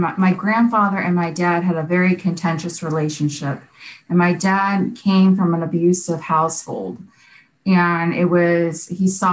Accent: Boca Raton, Florida, United States; also born or lived in Youngstown, Ohio; we decided to pick up and move to Boca Raton, Florida. And that's where I was raised

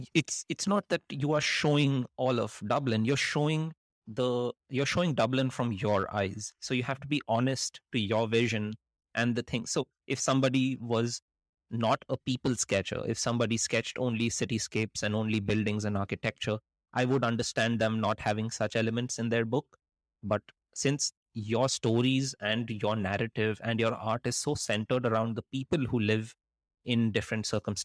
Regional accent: India; So I grew up in India, and there's a lot of poverty in India, but you expect there to be a lot of poverty in India.

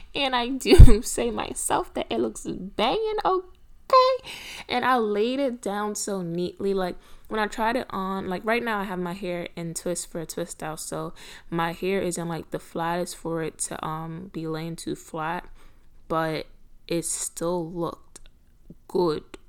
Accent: Trinidad & Tobago; I'm Trinidadian

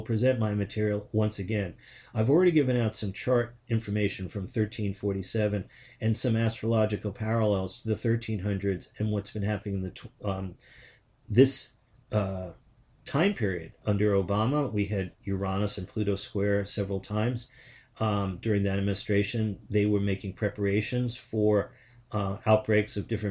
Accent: New York City, New York, United States; I'm born in Queens, New York. It's not far from where he was born. I'm born 4 years after he's born. I grew up in New York City

